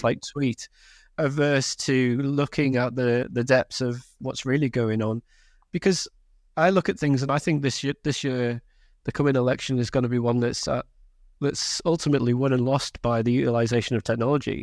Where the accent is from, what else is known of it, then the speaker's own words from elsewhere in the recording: Carlisle, North West England, United Kingdom; I'm from Cumbria, right, I grew up in, in and around Carlisle